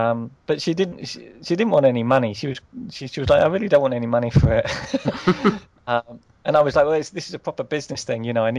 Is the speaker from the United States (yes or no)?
no; United Kingdom; Especially being British, we don't like confrontation